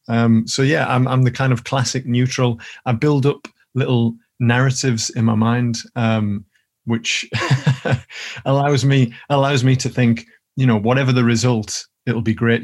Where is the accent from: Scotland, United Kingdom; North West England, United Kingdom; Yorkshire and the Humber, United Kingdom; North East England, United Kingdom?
North East England, United Kingdom; Billingham; now in Newcastle, United Kingdom; I'm still really good friends with a couple of the lads that I grew up with in Billingham